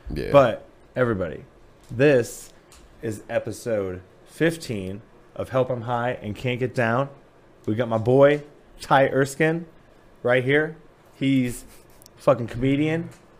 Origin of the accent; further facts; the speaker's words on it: Napoleon, Ohio, United States; moved away as an adult; now in Columbus, United States; I say Toledo, but it's like a small town called Napoleon.